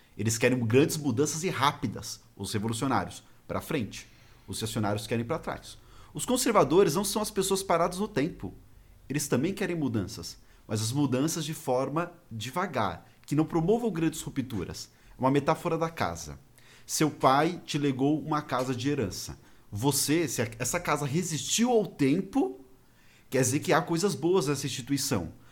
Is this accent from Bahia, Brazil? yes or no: no; São Paulo, Brazil; eu sou de São Paulo